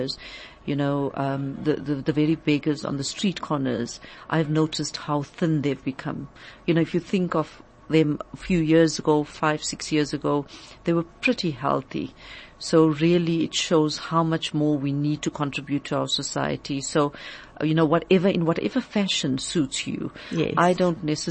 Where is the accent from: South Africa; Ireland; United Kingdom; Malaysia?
South Africa; as South African citizens and global citizens